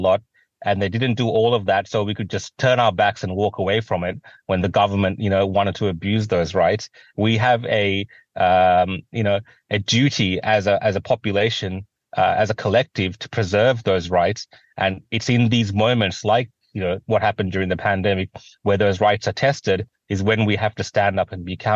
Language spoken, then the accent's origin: English; Australia; I've always been privileged to grow up in a country like Australia